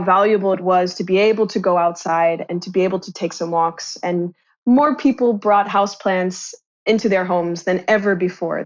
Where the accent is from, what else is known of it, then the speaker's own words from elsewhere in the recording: Kansas, United States; moved away as an adult; also born or lived in Shanghai; I'm originally from a suburban town in the United States, I'm from Kansas